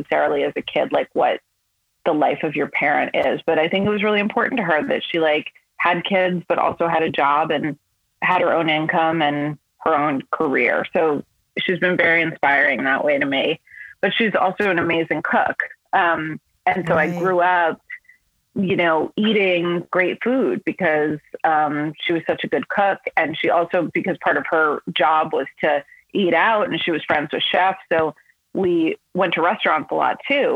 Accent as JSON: {"language": "English", "region": "New York", "country": "United States", "tie": "born or raised there", "also_born_or_lived": "Los Angeles, California", "said": "I was born in Los Angeles. And then my parents moved back and forth from New York to Los Angeles, like always for work a couple of times before I was 8. And when I was 8 years old, we moved back to New York, like for good."}